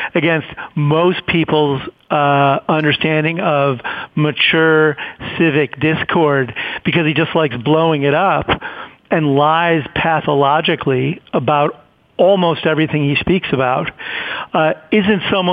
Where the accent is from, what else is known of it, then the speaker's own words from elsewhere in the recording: Chicago, Illinois, United States; I grew up in Chicago